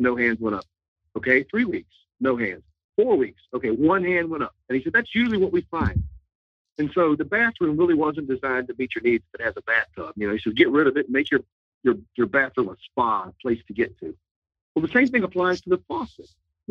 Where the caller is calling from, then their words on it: Suffolk, Virginia, United States; I'm calling in from Suffolk, Virginia. So I'm not too far away